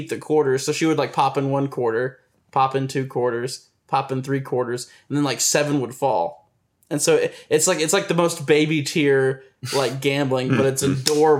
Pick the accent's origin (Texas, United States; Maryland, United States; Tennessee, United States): Tennessee, United States; I'm from Tennessee